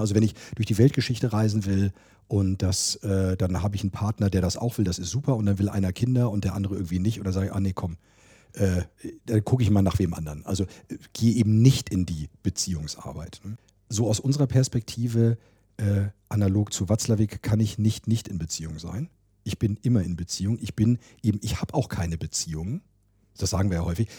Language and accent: German; Hanover, Lower Saxony, Germany; moved away; Ich komme auch aus Hannover, ich bin hier geboren